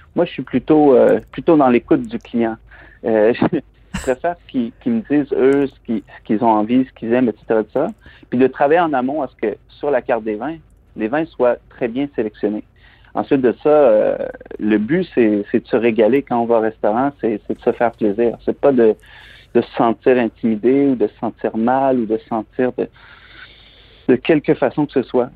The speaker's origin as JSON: {"language": "French", "town": "Plessisville", "region": "Quebec", "country": "Canada", "tie": "born or raised there", "also_born_or_lived": "Montreal / London", "moved": "as an adult", "said": "je suis originaire des Bois-Francs, je suis originaire de la région de Plessisville."}